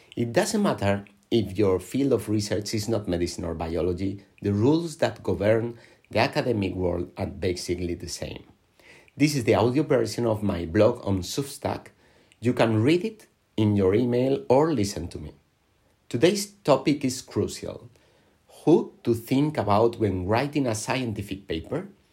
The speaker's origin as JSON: {"language": "English", "town": "Alicante", "region": "Valencian Community", "country": "Spain", "tie": "born or raised there", "said": "I was born in Alicante in, on the Mediterranean coast of Spain"}